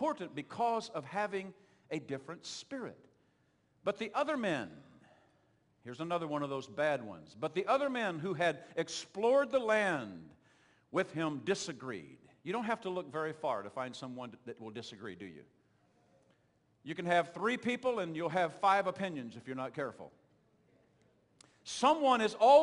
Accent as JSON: {"language": "English", "region": "Oklahoma", "country": "United States", "accent": "southern twang", "moved": "yes", "said": "I'm from Oklahoma"}